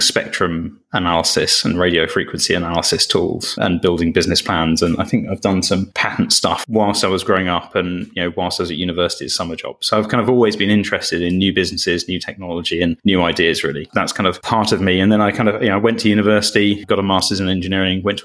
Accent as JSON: {"language": "English", "town": "Cambridge", "region": "East of England", "country": "United Kingdom", "tie": "born or raised there", "said": "growing up in Cambridge, which has got its own version of Silicon Valley"}